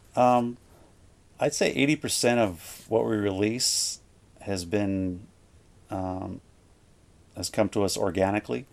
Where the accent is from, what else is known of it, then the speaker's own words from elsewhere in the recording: Gimli, Manitoba, Canada; I grew up in Gimli with Jason